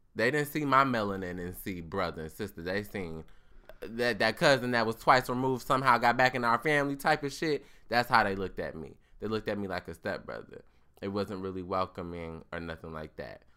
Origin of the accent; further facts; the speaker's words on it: United States; I was born in America